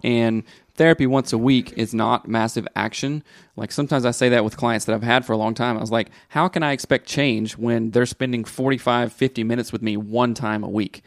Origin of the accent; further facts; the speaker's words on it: the South, United States; moved away; growing up in the South